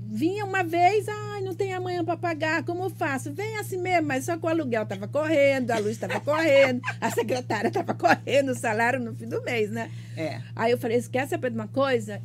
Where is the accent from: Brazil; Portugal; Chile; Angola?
Brazil; Northeast Region; now in Piracicaba, Brazil; Sou nordestina eternamente